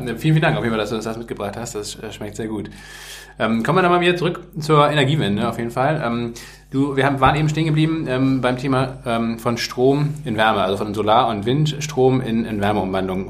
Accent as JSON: {"language": "German", "region": "Northern Germany", "country": "Germany", "said": "wir kommen ja beide aus Norddeutschland"}